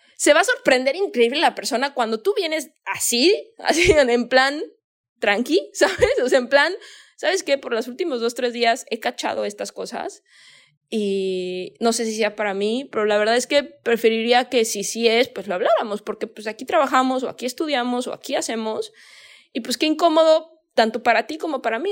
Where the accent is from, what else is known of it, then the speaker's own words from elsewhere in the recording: Guadalajara, Jalisco, Mexico; yo soy de México, ¿no? Soy de Guadalajara.